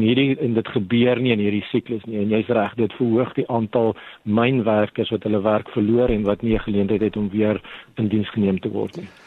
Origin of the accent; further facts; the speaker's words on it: South Africa; as 'n Suid-Afrikaner